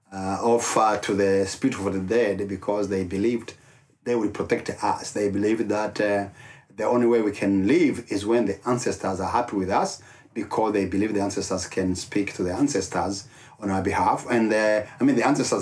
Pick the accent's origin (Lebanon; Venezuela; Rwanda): Rwanda; English is a second language; moved away as an adult; now in Dallas, United States; I'm from Rwanda. I was born and raised up in Rwanda.